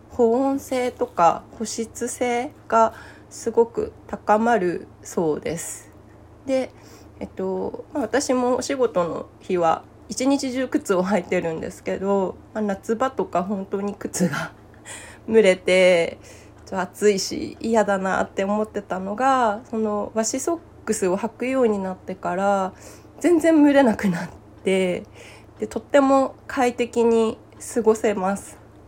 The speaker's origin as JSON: {"language": "Japanese", "region": "Akita", "country": "Japan", "tie": "born or raised there", "moved": "yes", "lives_now": "Gifu, Japan", "said": "私は、あの、秋田の出身で、暑さには弱いので"}